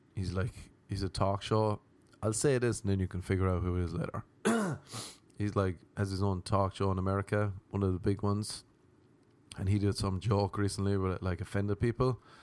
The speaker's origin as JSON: {"language": "English", "country": "Ireland", "moved": "yes", "said": "no one's Irish except for me"}